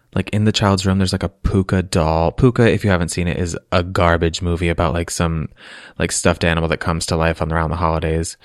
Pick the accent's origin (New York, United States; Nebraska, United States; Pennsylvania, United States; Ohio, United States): Pennsylvania, United States; Lancaster; I grew up mostly in Lancaster, Pennsylvania, amongst the Amish